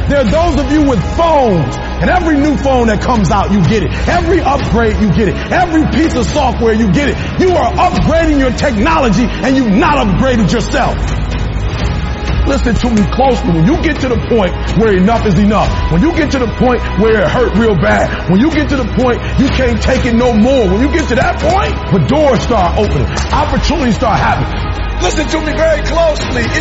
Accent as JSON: {"language": "English", "town": "Detroit", "region": "Michigan", "country": "United States", "said": "I'm from Detroit, homeless."}